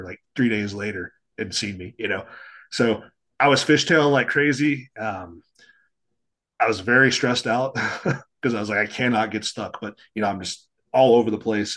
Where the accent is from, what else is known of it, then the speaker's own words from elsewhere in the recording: Texas, United States; I grew up in Texas on the plains